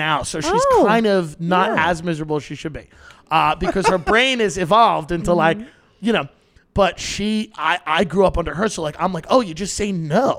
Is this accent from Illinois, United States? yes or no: no; New York, United States; moved away as an adult; now in Los Angeles, United States; I'm 35. I grew up in New York.